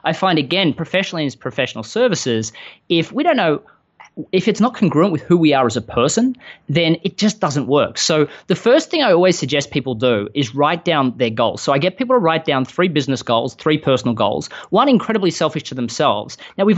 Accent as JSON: {"language": "English", "town": "Melbourne", "region": "Victoria", "country": "Australia", "tie": "born or raised there", "moved": "as an adult", "lives_now": "Austin, United States", "said": "I live in Austin, Texas, I'm not quite from around here. I grew up in Melbourne, Australia. In 2013, I spent the entire year traveling the world after some business successes in Australia and fell in love with a girl in America."}